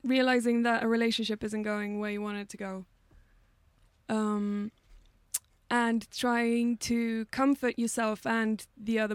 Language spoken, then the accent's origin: English; Gothenburg, Västra Götaland, Sweden; I am Swedish. I'm from Gothenburg on the west coast of Sweden.